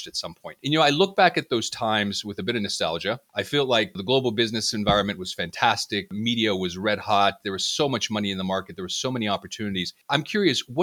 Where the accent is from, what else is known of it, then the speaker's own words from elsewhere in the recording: United States; speaking as an American